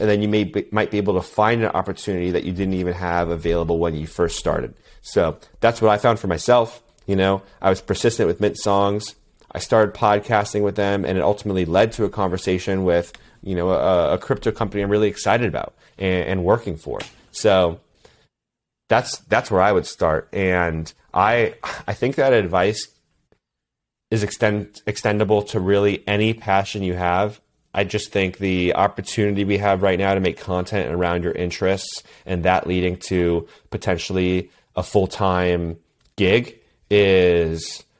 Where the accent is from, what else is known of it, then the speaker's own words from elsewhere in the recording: East Coast, United States; I did summer swim team, you know, growing up, and I grew up on the East Coast.